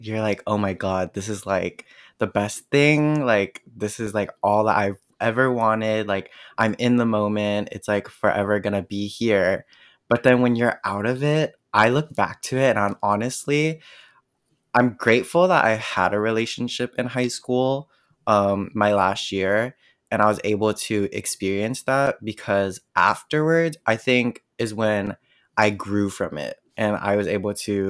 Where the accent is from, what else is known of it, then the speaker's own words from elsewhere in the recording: United States; I was born in the States, grew up in the States